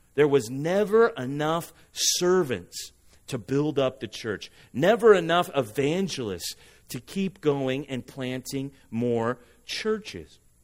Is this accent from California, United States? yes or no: yes; Huntington Beach, California, United States; I'm from Huntington Beach